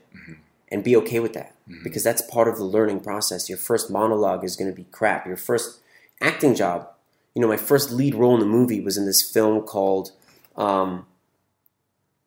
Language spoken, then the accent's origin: English; Toronto, Ontario, Canada; moved away as an adult; also born or lived in California; now in Los Angeles, United States; I grew up in Toronto, moved to California for college at 18